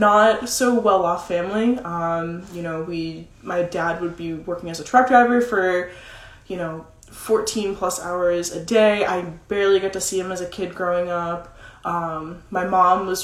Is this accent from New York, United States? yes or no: no; Massachusetts, United States; moved away as an adult; also born or lived in Vermont; now in Nashville, United States; I grew up in Massachusetts